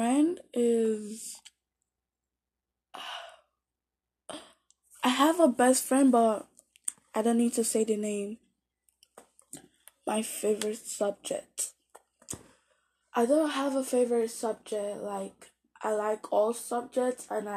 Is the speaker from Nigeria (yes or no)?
yes; Nigeria; now in Canada; born in Nigeria, and I'm currently living in Canada